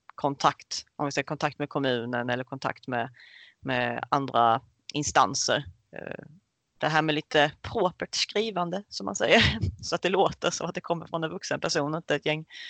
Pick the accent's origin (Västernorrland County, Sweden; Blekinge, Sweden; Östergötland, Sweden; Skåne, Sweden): Blekinge, Sweden; Karlshamn; jag kommer från Karlshamn eh, som ligger i lilla Blekinge